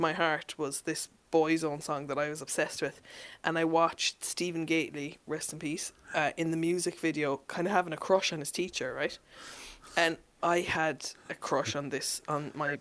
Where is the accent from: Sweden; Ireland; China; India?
Ireland; Mallow, Munster; also born or lived in Germany / Dublin; I grew up in Mallow. I was actually born in Germany and then lived there for a few years